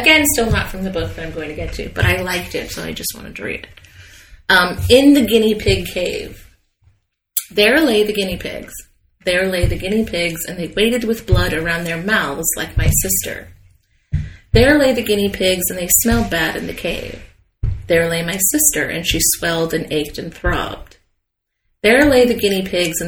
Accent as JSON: {"language": "English", "country": "United States", "said": "being American"}